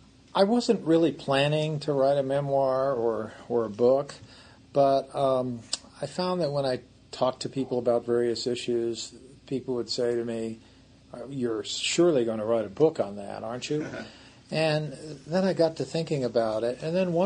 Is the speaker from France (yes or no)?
yes; Paris, Île-de-France, France; born there; No, I was actually born my father's third assignment, which was in Paris.